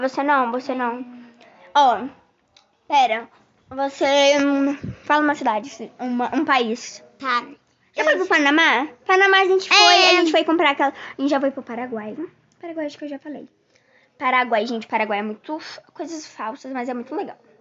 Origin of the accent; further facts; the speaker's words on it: Penedo, Alagoas, Brazil; now in Rio de Janeiro, Brazil; eu moro atualmente hoje no Rio de Janeiro, mas eu nasci em Penedo.